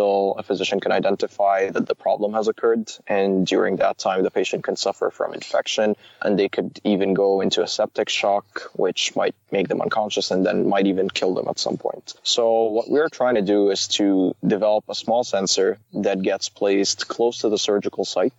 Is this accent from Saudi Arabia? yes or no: yes; Saudi Arabia; moved away as an adult; also born or lived in Waterloo, Canada; now in Canada; I was born and raised in Saudi Arabia, went to elementary, middle school, and high school over there